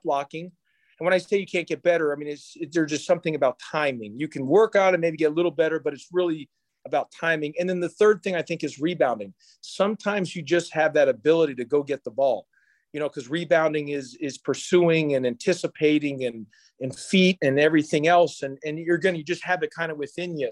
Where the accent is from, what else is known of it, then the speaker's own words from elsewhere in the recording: Houston, Texas, United States; I grew up in Houston, Texas